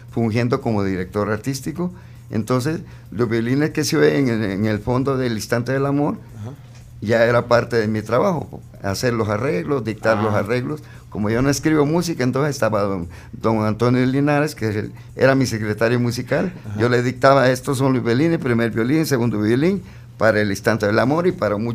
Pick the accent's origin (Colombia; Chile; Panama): Panama; born there; yo nací en Panamá, madre, de, madre panameña y padre salvadoreño.